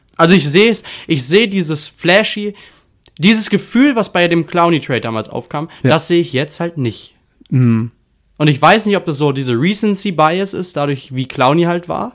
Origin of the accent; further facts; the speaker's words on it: Germany; wir sind als Deutsche